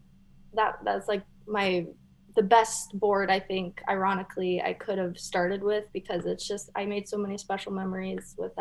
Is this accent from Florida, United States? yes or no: no; Michigan, United States; moved away as an adult; now in Hawaii, United States; I'm from Michigan, and I actually didn't know that there was surf in Michigan until I left Michigan and moved to Hawaii.